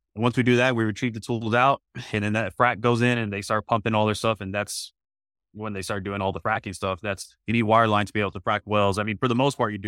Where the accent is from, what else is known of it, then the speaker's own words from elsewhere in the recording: Midland, Texas, United States; I'm actually born and raised in Midland, Texas